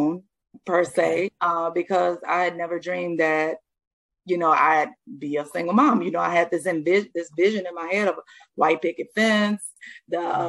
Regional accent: the South, United States; I'm from the South.

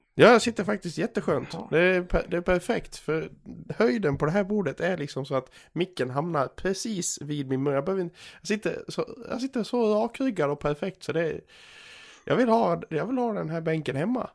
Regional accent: Gagnef, Dalarna County, Sweden; moved away; Jag är ju hemma i Gagnef och, och eh, förkovrar mig

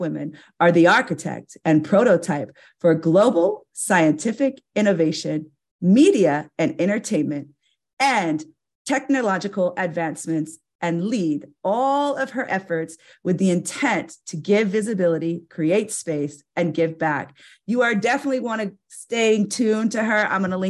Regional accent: Fort Myers, Florida, United States; moved away; I'm from Fort Myers, Florida. Listen, I was born and raised in Fort Myers, Florida.

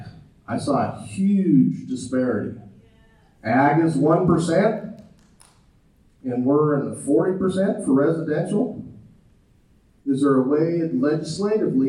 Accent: Douglas, Wyoming, United States; moved away as an adult; now in Johnson County, United States; I grew up in Douglas

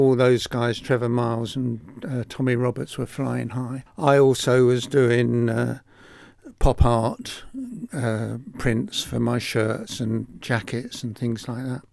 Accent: Enfield, London, United Kingdom; also born or lived in Hoxton; I was born in Enfield

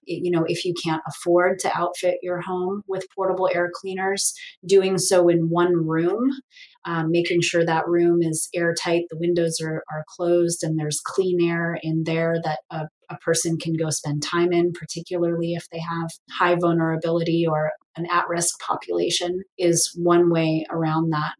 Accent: Portland, Oregon, United States; now in Tri-Cities, United States; I grew up in Portland, Oregon

